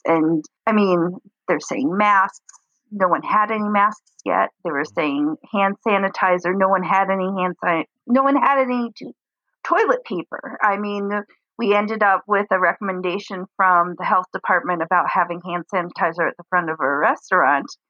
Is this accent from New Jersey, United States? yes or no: no; New York, United States; moved away as an adult; also born or lived in Florida; now in Detroit, United States; I grew up in New York when my grandmother moved to Florida, and I I moved down with my grandmother to Florida for a little while